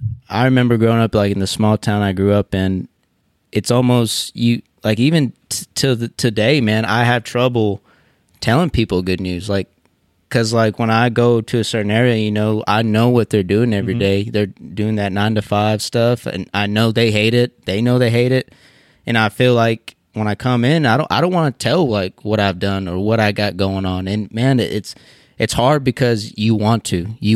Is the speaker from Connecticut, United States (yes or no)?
no; Seminole, Texas, United States; Sure, you blink, you might miss it, man. It's right near, it's on the borderline of Hobbs, New Mexico, right near Odessa, Texas.